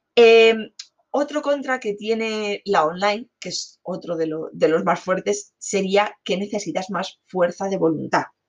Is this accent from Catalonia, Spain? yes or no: no; Alicante, Valencian Community, Spain; yo soy de Alicante